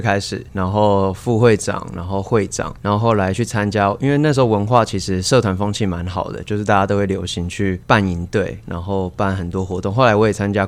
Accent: Kaohsiung, Taiwan; 我在高，我是高雄人

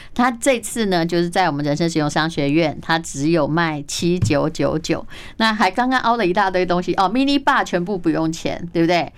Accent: Taiwan; 我台湾人

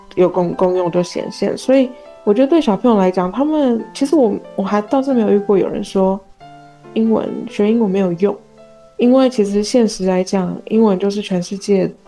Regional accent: Taiwan; 在台湾我们会觉得讲，所谓讲中文讲得很标准，其实就是北京腔嘛

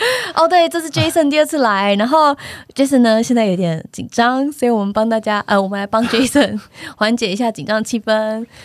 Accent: Taiwan; 用中文，就是我们台湾人长大的这个

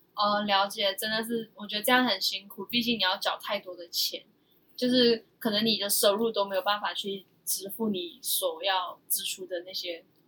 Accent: Myanmar; now in Taiwan; 那我们身为缅甸人就没办法申请嘛

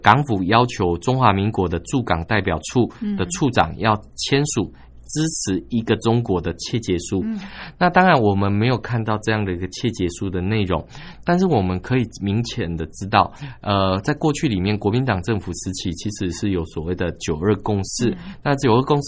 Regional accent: Taiwan; 我们台湾人在香港的这样的一个群众的一个情况。

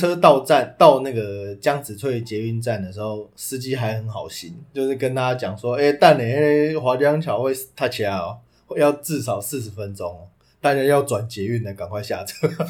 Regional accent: Taipei, Taiwan; also born or lived in Banqiao, New Taipei; 我们台北人

